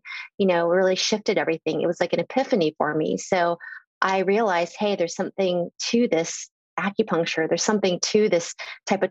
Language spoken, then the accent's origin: English; Virginia, United States; the way I was born and raised in Virginia at the time was my parents had immigrated here